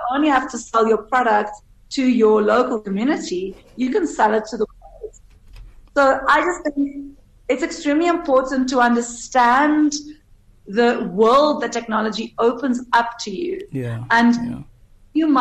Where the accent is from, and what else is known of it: South Africa